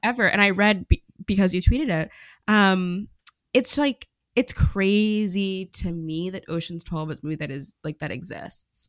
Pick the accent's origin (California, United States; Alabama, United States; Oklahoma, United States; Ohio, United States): Oklahoma, United States; moved away; I'm from Oklahoma